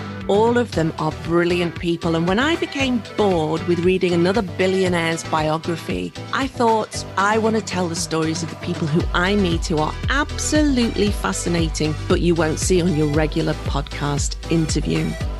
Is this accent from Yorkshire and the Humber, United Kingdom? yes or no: no; Liverpool, North West England, United Kingdom; accent: vaguely Liverpoolian; now in Tokyo, Japan; I'll speak as I speak with my vaguely Liverpoolian accent.